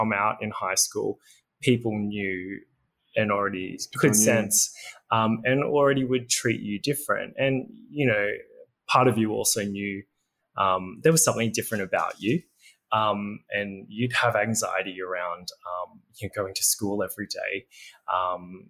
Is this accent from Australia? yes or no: yes; Berry, New South Wales, Australia; moved away; also born or lived in Nowra; navigating life in a, you know, relatively country town on the south coast.